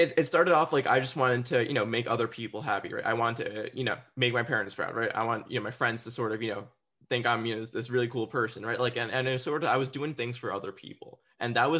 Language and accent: English; New Jersey, United States; the area that I grew up in New Jersey